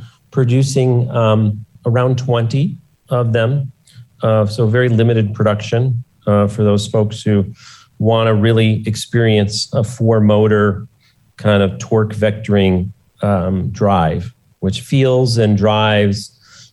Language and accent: English; Detroit, Michigan, United States; I grew up in Detroit